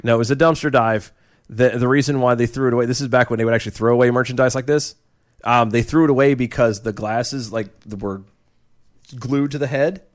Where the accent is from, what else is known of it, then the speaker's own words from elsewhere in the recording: United States; as the American people